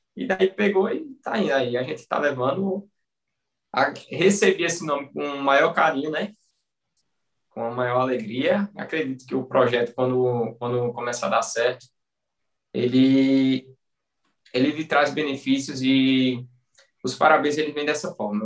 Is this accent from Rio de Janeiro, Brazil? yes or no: no; Bom Conselho, Pernambuco, Brazil; eu sou de bom conselho, Pernambuco, interior. Na realidade, eu sou de Lagoa de São José, que é um distrito, pertence a Bom Conselho